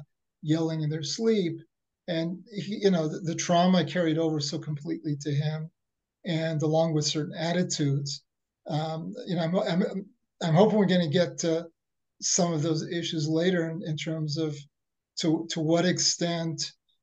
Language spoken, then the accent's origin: English; Tunisia; Yeah, I'm also from Tunisia.